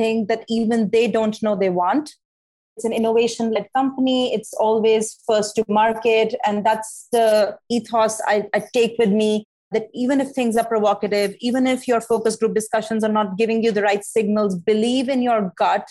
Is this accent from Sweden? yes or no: no; India; moved away as an adult; also born or lived in New York; now in Arizona, United States; I'm from India, in case you haven't noticed yet, I come from a very academically competitive, you know, landscape.